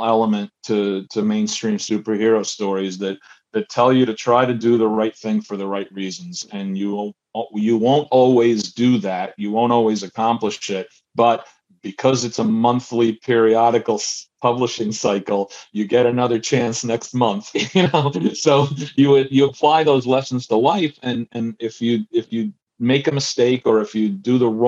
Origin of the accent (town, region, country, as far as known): New Jersey, United States; born or raised there; also born or lived in Buenos Aires, Argentina / Queens, New York